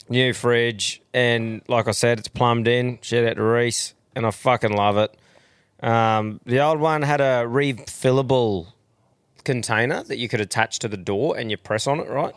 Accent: Australia; being Australian

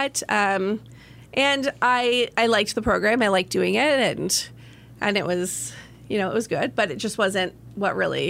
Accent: Colburn, United States; We actually had bunnies growing up in Colburn, because where else could you do that?

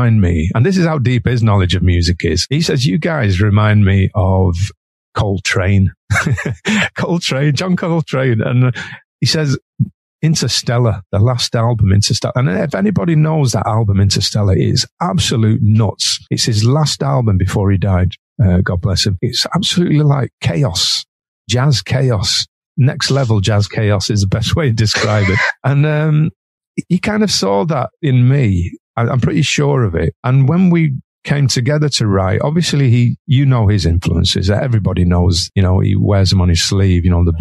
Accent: Manchester, North West England, United Kingdom; I'm Mancunian

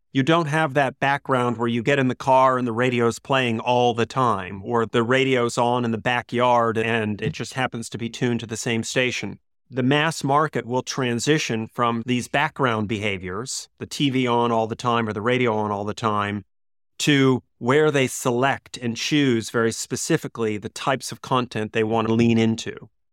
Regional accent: United States; growing up in the States

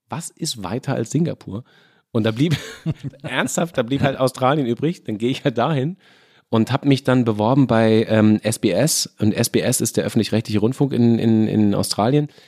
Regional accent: Mainz, Rhineland-Palatinate, Germany; moved away as an adult; Ich komme ja aus Mainz, bin ja mit Absicht aus Mainz weggegangen, ja. weil Mainz war ja durchgespielt.

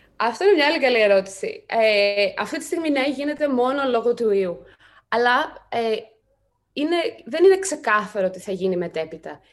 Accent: Greece; moved away as an adult; εγώ είμαι Ελληνίδα, εδώ μεγάλωσα

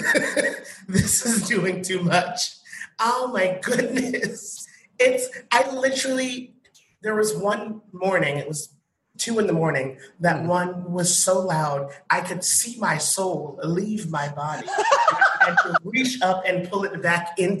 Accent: Massachusetts, United States; moved away; I'm from Massachusetts originally

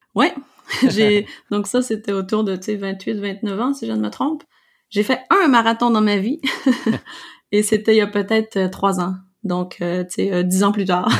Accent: Quebec, Canada; je suis québécoise, purlaine, canadienne

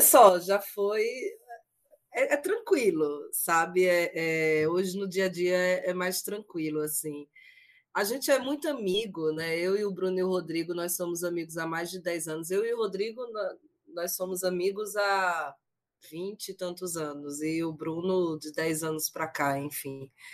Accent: Sergipe, Brazil; eu sou sergipana

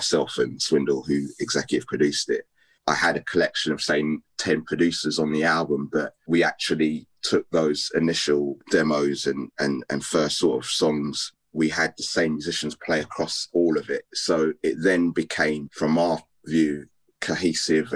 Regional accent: United Kingdom; me being British

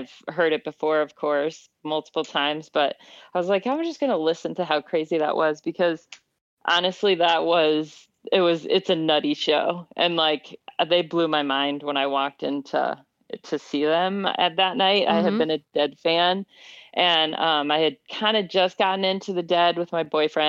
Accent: Midwest, United States; I grew up in the Midwest.

